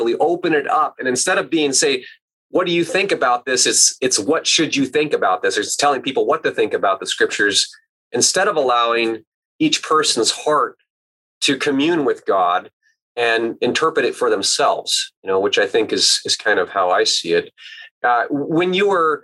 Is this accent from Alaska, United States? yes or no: yes; Alaska, United States; my contemplative roots growing up in Alaska